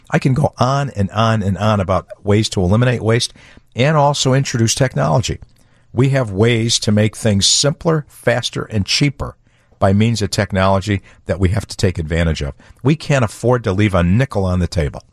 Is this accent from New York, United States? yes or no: no; Chicago, Illinois, United States; I'm a lifelong Chicagoan. I grew up on the Southwest side